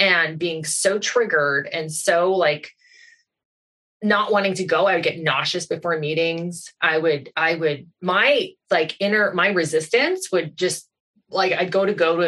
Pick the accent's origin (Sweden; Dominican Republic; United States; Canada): Canada; Goderich, Ontario; also born or lived in Toronto; move back to Goderich, my hometown from Toronto